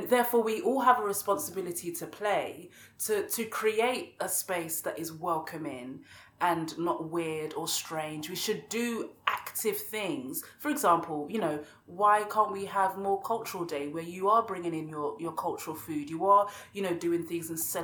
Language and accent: English; Bexleyheath, London, United Kingdom; I grew up in Kent, in Bexley Heath.